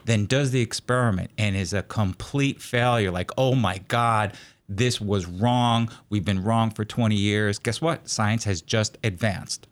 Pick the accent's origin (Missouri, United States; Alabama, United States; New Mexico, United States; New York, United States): New York, United States; New York City; now in Corvallis, United States; I grew up around uh, the New York City area